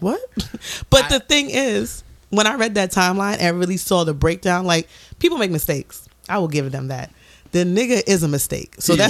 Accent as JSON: {"language": "English", "town": "New York City", "region": "New York", "country": "United States", "said": "I am from the Bronx. I am a certain age."}